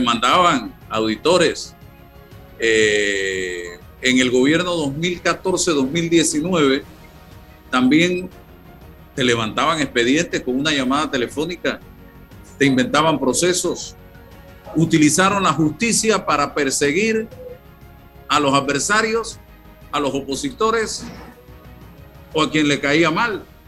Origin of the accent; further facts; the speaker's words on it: Panama; como panameño